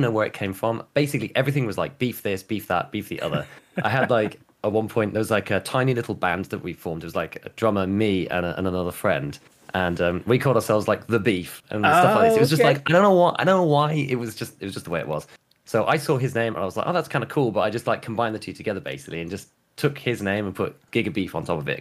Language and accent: English; West Midlands, United Kingdom; I grew up in the West Midlands, out in the countryside, basically